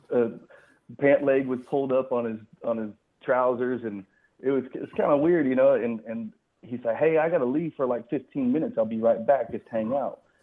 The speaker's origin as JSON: {"language": "English", "region": "Colorado", "country": "United States", "also_born_or_lived": "Texas", "moved": "yes", "lives_now": "Tennessee, United States", "said": "I lived in Texas for a long time. I live in Tennessee now, but I'm actually originally from Colorado."}